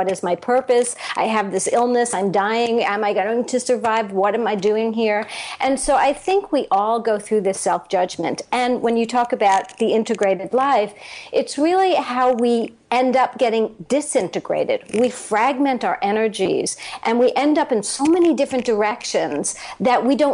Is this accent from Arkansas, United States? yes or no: no; New York City, New York, United States; now in Florida, United States; I'm originally from New York City